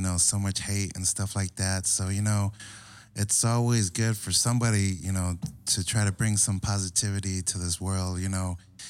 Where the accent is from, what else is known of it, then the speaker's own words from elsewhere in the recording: Oceanside, California, United States; Both of us were actually from the streets of Oceanside, you know, born and raised